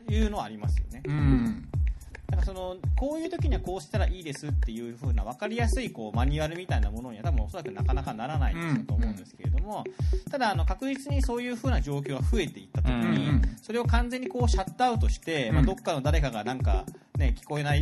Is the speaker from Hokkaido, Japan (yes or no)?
no; Yamaguchi, Japan; now in Fukuoka, Japan; 僕はものすごい山口のど田舎出身なん